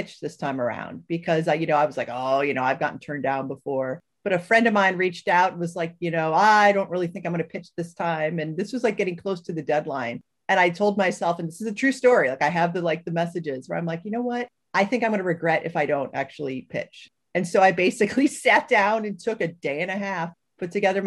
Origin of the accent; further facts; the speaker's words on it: Cleveland, Ohio, United States; I grew up in Cleveland